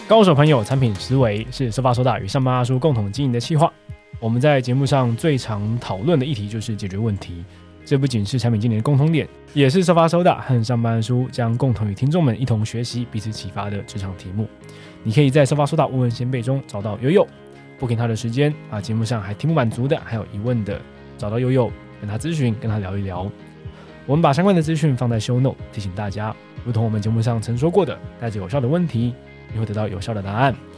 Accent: Taiwan; 毕竟我们我们台湾人在呃工作上面的想法

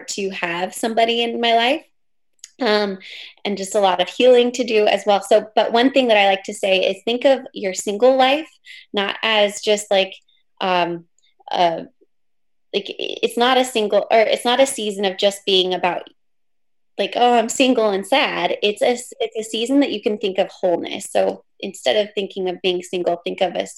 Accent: Pacific Northwest, United States; I'm from the Pacific Northwest.

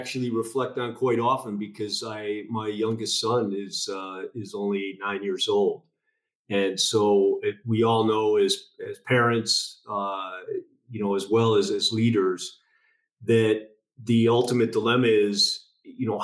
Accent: a suburb outside Chicago, Illinois, United States; I grew up in the Midwest, in a suburb outside Chicago, middle child of 9 kids

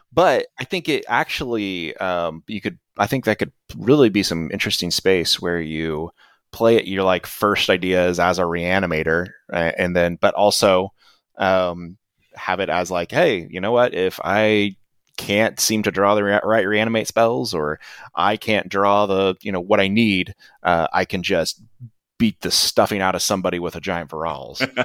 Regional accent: Kansas, United States; I grew up in Kansas

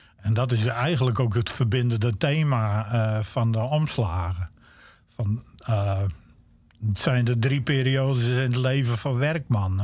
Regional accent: Friesland, Netherlands; accent: Stadsfries; also born or lived in Groningen; ik ben opgegroeid in Friesland

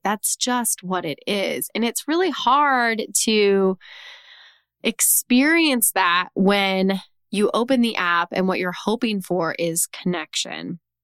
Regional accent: Texas, United States; my home state of Texas

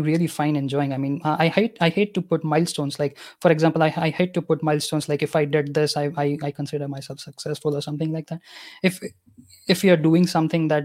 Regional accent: Gujarat, India; first language Gujarati; English is a second language; My native language is Gujarati because I'm from Gujarat

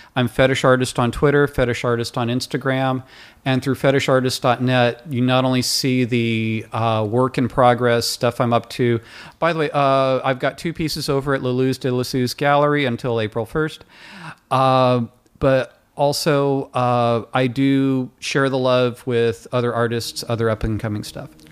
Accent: Livermore, California, United States; also born or lived in Bay Area, California; now in Los Angeles, United States; I was raised in Livermore, California, a redneck town

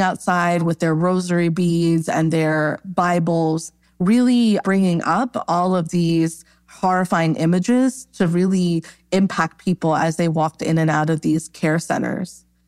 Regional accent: New York, United States; Born and raised in New York

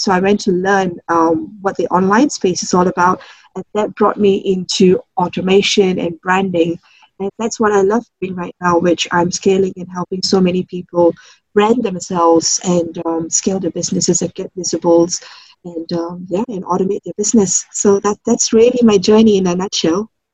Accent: Singapore; I'm from Singapore, born and um, grew up all in Singapore

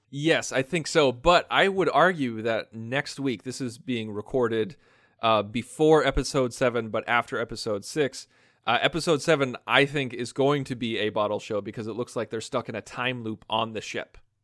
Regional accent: United States; accent: American; my American accent

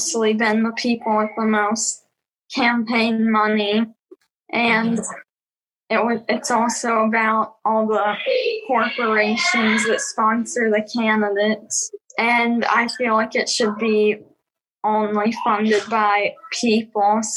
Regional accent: Nashville, Tennessee, United States; I'm 11 years old and I'm from Nashville, Tennessee

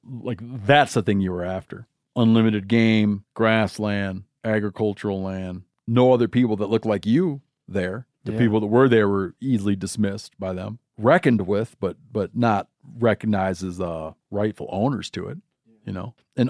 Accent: Michigan, United States; now in Montana, United States; I grew up in Michigan and wound up in Montana.

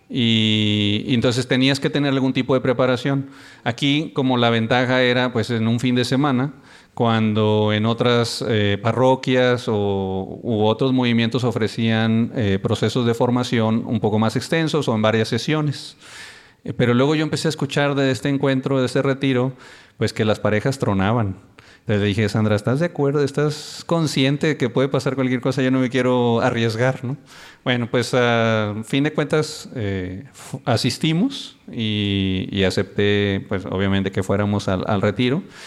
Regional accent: Reynosa, Tamaulipas, Mexico; Somos de Reynosa, Tamaulipas, y muy contentos. Allá nos conocimos cuando teníamos como 16 años.

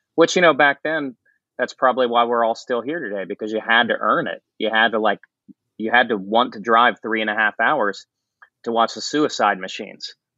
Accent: St. Marys, West Virginia, United States; moved away; I grew up in a tiny town in West Virginia called St. Mary's

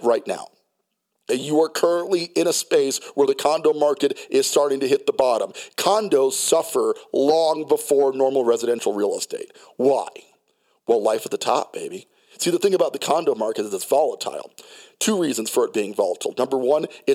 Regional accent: New York City, New York, United States; also born or lived in New Jersey / Colorado Springs, Colorado; now in Denver, United States; I was born in New Jersey, raised in Brooklyn, New York. The city runs very deep into my psyche, okay? I'm just naturally a city guy. I can dabble in the suburbs. I grew up in the burbs, Colorado Springs, Colorado.

